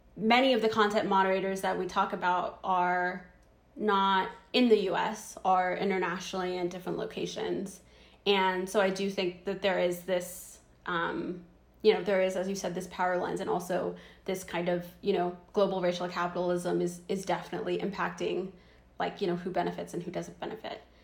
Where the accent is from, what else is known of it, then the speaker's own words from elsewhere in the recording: Zimbabwe; moved away; I was born in Zimbabwe